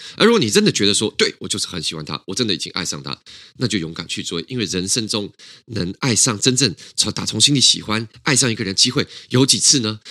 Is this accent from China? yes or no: no; Taiwan; 我们台湾人